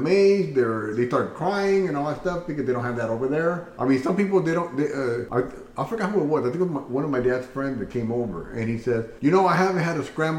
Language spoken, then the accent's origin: English; California, United States; moved away; I'm from California